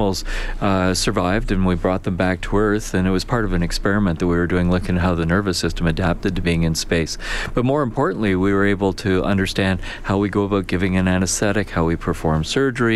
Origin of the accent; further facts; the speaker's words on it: Canada; a Canadian growing up in the 60s